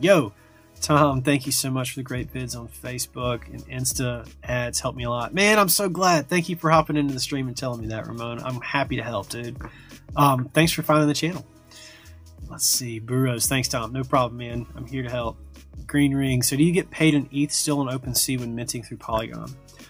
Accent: Brazil; English is a second language; In my case, I'm from Brazil.

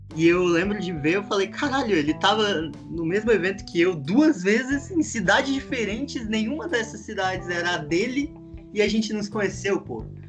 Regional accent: Rio de Janeiro, Brazil; moved away; also born or lived in Goiânia; eu nasci no Rio

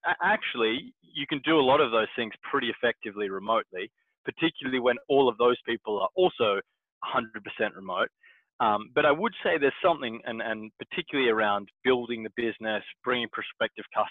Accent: Perth, Western Australia, Australia; moved away; my hometown in Perth

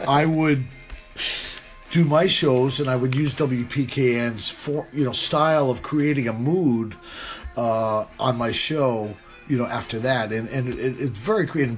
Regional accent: New London, Connecticut, United States; where I was born and raised, was uh, a little town in Connecticut called New London, Connecticut, uh, southeastern Connecticut

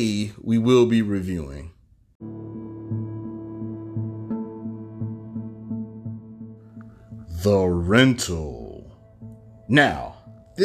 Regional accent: Savannah, Georgia, United States; my hometown, Seaport, Savannah

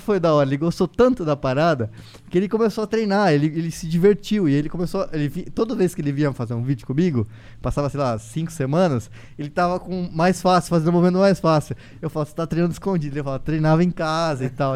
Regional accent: Foz do Iguaçu, Paraná, Brazil; como eu fui criado no interior, hoje muitas pessoas que me, não me conhecem, é, não sabem que eu, que eu nasci em Foz do Iguaçu.

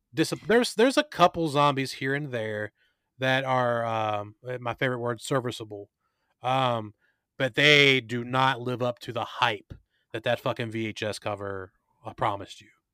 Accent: Luray, Virginia, United States; here in Luray, my hometown.

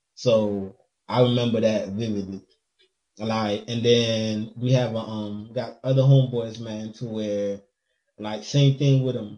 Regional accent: Haiti; moved away; growing up in Haiti

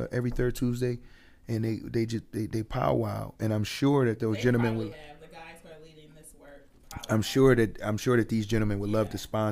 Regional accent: Buffalo, New York, United States; growing up in Buffalo

